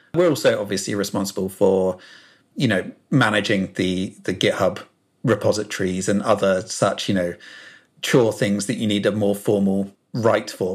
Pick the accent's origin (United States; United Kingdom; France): United Kingdom; South Coast, England; as you may be able to tell from my accent, I'm from the U K, uh, from the South Coast, born and bred.